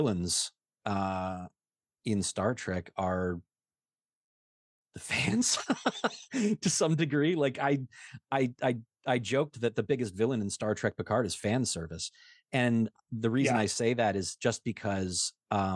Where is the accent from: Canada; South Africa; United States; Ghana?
Canada; born and raised in Canada